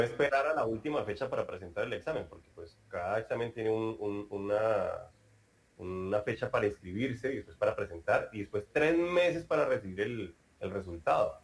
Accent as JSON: {"language": "Spanish", "country": "Colombia", "moved": "yes", "lives_now": "Brazil", "said": "un colombiano, que soy yo"}